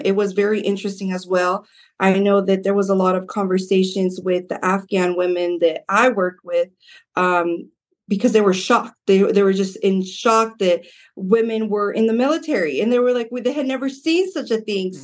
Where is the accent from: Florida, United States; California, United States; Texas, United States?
California, United States; Modesto; I grew up in South Side of Modesto.